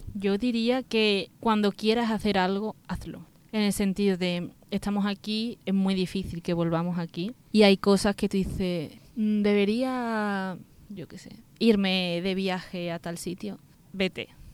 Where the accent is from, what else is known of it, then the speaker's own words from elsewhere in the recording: Spain; also born or lived in Dos Hermanas / Seville; yo soy española